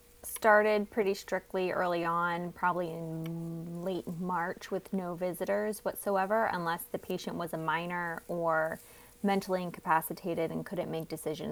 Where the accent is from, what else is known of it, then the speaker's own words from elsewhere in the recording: Jacksonville, Florida, United States; I'm from Jacksonville, Florida.